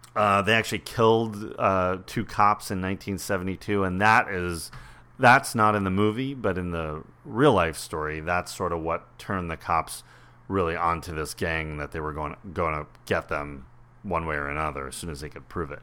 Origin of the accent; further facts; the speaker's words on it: Westchester, New York, United States; I grew up in Westchester.